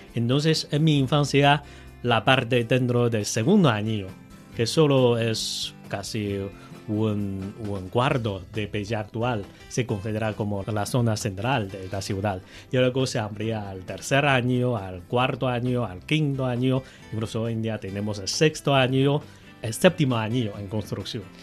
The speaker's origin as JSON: {"language": "Spanish", "region": "Beijing", "country": "China", "tie": "born or raised there", "second_language": "Spanish", "said": "yo soy de Beijing, he vivido a aquí por más de 30 años de edad"}